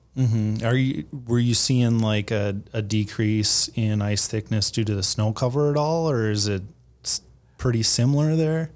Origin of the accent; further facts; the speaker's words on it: Fargo, North Dakota, United States; I'm from the Fargo area